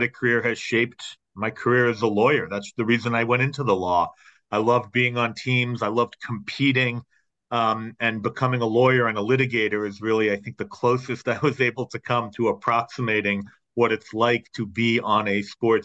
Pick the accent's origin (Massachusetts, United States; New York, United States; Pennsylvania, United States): Massachusetts, United States; Boston; I grew up just a couple miles from Fenway Park